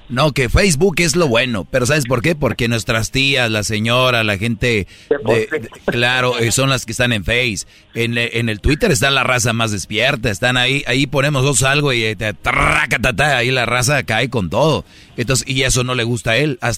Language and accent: Spanish; Monterrey, Nuevo León, Mexico; yo soy, de Monterrey